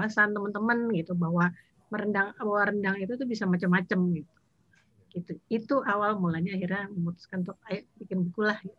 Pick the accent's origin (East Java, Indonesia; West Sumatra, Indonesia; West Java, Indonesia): West Sumatra, Indonesia; Payakumbuh; Jadi ada teman yang misalnya dari Batu Sangkar eh, karakter rendangnya beda, aku dari Payakumbuh lain lagi rendangnya.